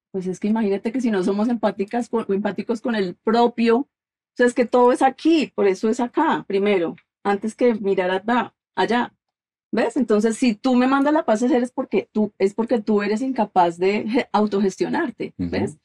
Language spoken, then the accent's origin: Spanish; Colombia; now in United States; soy colombiana